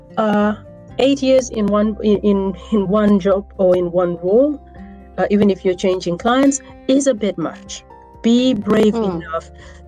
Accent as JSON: {"language": "English", "region": "Northern Region", "country": "Uganda", "first_language": "Acholi", "second_language": "English", "said": "in my African language, which is Achole, I come from Northern Uganda"}